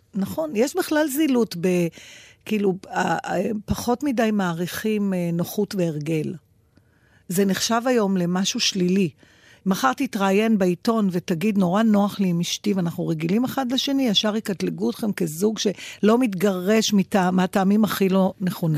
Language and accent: Hebrew; Givatayim, Tel Aviv District, Israel; בילדותי, בשנות ה-60 וה-70 בגבעתיים